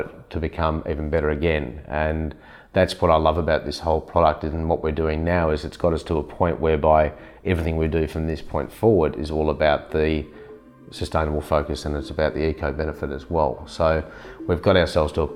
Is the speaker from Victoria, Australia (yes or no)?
yes; Melbourne, Victoria, Australia; I grew up in Melbourne. I was born in Hawthorne in Melbourne.